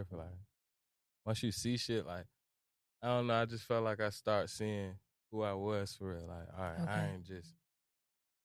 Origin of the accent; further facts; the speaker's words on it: Suffolk, Virginia, United States; I come from Suffolk